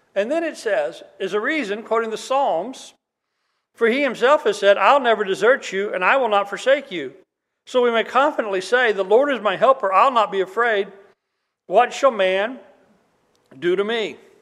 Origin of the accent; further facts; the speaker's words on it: Oklahoma, United States; moved away; when I was a kid in Oklahoma